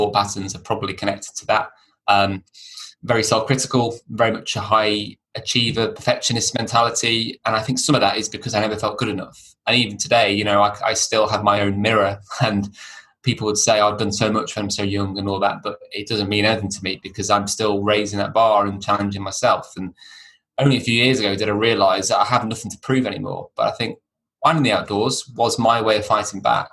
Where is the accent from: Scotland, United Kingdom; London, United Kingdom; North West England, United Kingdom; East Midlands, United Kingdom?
North West England, United Kingdom; Chester; I was brought up near Chester, only child